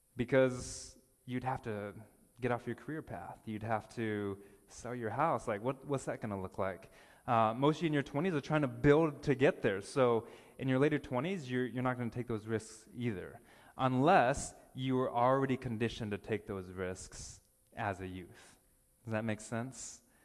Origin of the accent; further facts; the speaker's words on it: United States; now in Ontario, Canada; I'm American